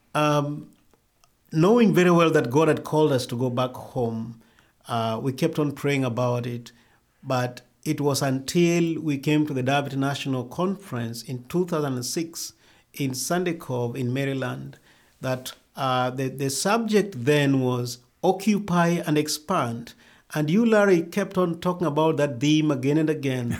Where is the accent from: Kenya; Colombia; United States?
Kenya; also born or lived in Rift Valley, Kenya / India / Nairobi, Kenya; I grew up in Kadawa village that is, uh, in western Kenya